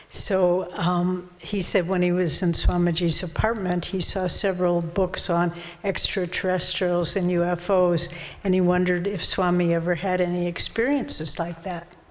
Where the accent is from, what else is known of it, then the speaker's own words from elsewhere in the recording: Moldova; now in Glastonbury, United Kingdom; originally from Moldova.